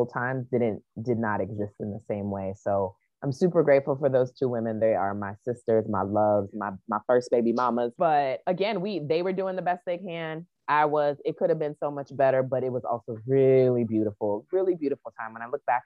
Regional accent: Hawaii, United States; also born or lived in Chicago; now in Atlanta, United States; I grew up in Hawaii

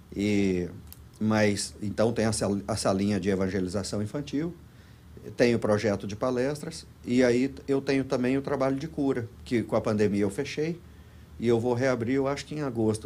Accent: Goiás, Brazil; moved away as an adult; also born or lived in Los Angeles, United States; now in Florida, United States; somos de Goiás

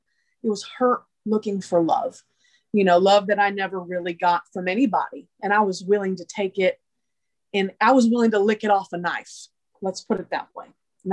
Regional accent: Massachusetts, United States; born there; Originally, I was born in Massachusetts. But my family, through different times of brokenness, we moved a lot.

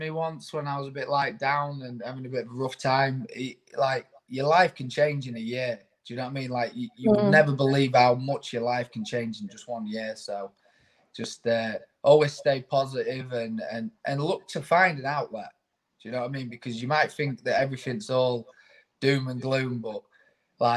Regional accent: Grimsby, Yorkshire and the Humber, United Kingdom; also born or lived in Cleethorpes; I am a proper Grimbarian. I absolutely love where I'm from

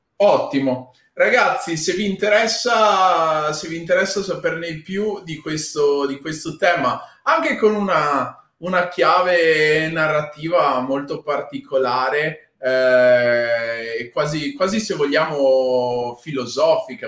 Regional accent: Padua, Veneto, Italy; moved away; also born or lived in Rome / Milan; essendo nato e cresciuto a Padova

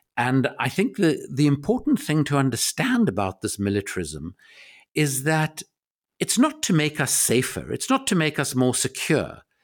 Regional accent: South Africa; I grew up in South Africa

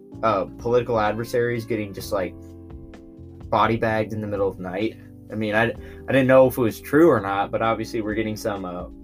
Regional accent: United States; as an American.

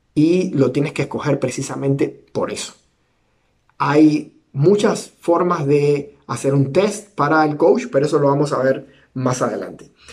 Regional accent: Cuba; soy cubano

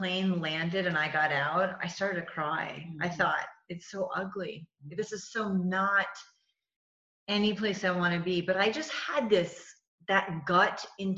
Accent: New England, United States; I'm from New England

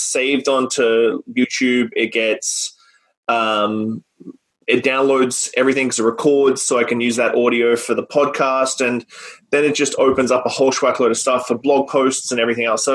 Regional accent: Australia; back home in Australia

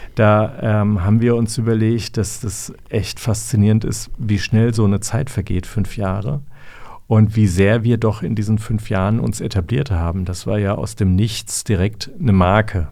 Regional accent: Erlensee, Hesse, Germany; also born or lived in Königstein / Frankfurt; ich bin in Erlensee aufgewachsen

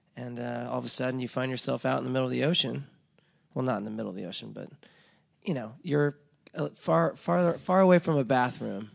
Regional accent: Laguna Beach, California, United States; moved away; I'm from Laguna Beach, which is, like, a very affluent town

